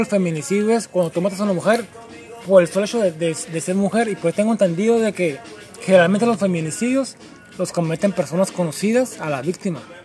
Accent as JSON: {"language": "Spanish", "country": "Mexico", "said": "como mexicanos"}